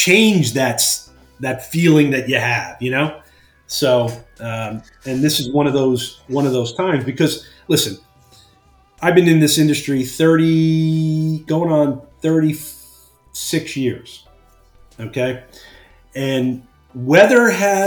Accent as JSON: {"language": "English", "region": "New Jersey", "country": "United States", "tie": "born or raised there", "moved": "as an adult", "lives_now": "Pennsylvania, United States", "said": "I'm a Jersey guy, even though I live in Pennsylvania now, I was born and raised in New Jersey, so I'm a Jersey Shore guy"}